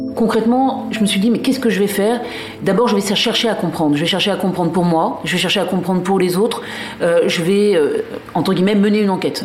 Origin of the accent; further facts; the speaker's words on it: Paris, Île-de-France, France; also born or lived in Alsace; now in Brittany, France; Moi, je suis une Parisienne, enfin, d'origine alsacienne, mais euh, j'habitais à Paris.